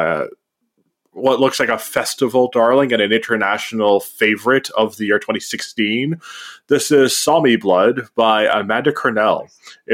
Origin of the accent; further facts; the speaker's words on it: Canada; you and I grew up in the Canadian school system.